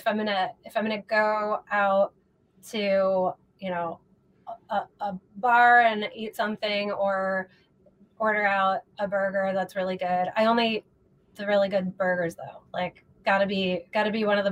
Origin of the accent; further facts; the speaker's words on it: Midwest, United States; moved away as an adult; now in Los Angeles, United States; I'm from the Midwest, and moved to LA about 4.5 years ago